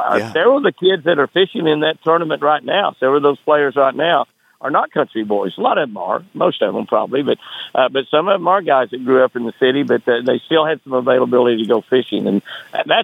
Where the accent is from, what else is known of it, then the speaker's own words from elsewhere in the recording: Moore, Oklahoma, United States; also born or lived in San Marcos, Texas / Lake Tenkiller, Oklahoma; I grew up around Moore, Oklahoma, but it was in the country back in those days.